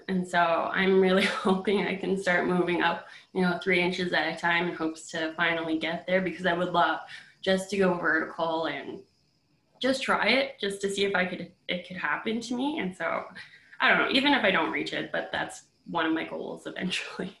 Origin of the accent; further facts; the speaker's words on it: Fort Smith, Northwest Territories, Canada; in 2018 in Fort Smith, my hometown.